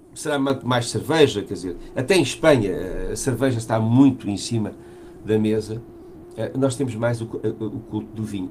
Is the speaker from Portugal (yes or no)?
yes; Portugal; nós somos portugueses